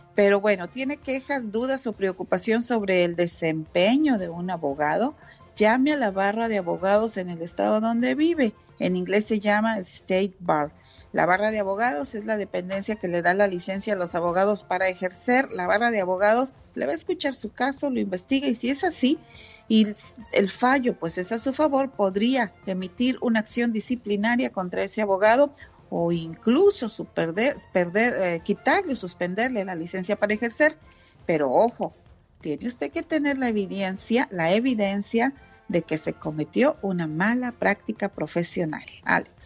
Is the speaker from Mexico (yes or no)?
yes; Monterrey, Nuevo León, Mexico; De, Monterrey, Nuevo León